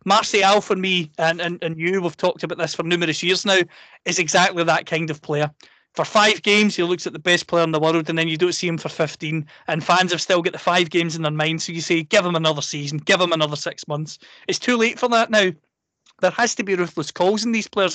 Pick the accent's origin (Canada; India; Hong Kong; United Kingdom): United Kingdom; Scotland; I'm a Scot, I'm a proud Scot